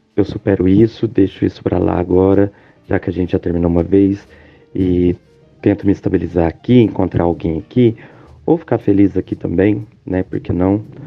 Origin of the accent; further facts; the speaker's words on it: Minas Gerais, Brazil; sou de Minas Gerais